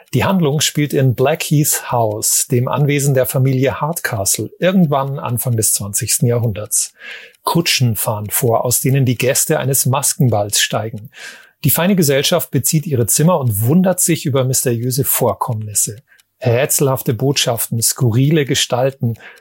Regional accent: Germany; bei uns in Deutschland

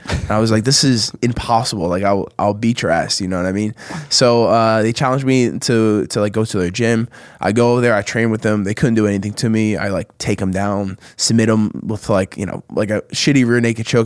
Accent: New Jersey, United States; we have this spot like like 15 minutes from where I grew up in South Jersey

